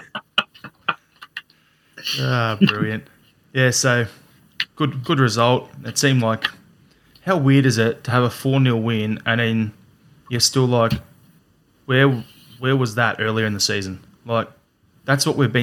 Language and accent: English; Australia; as the Australian